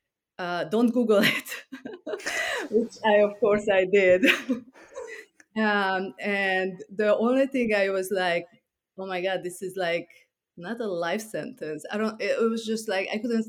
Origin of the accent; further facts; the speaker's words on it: Transylvania, Romania; moved away as an adult; also born or lived in Hungary / New York; now in Long Island, United States; I grew up in Transylvania, which is part of Romania. And I moved to New York when I was 21.